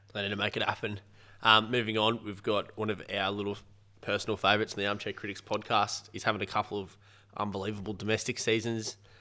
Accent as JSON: {"language": "English", "country": "Australia", "said": "an Australian and cricket fan"}